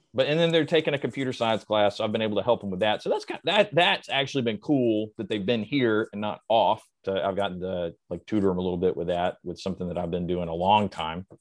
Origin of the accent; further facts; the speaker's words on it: the South, United States; I was raised in the South